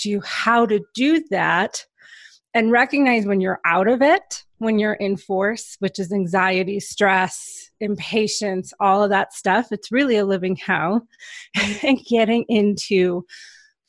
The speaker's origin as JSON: {"language": "English", "region": "Michigan", "country": "United States", "tie": "born or raised there", "said": "I grew up in Michigan. So I've lived in Michigan my whole life"}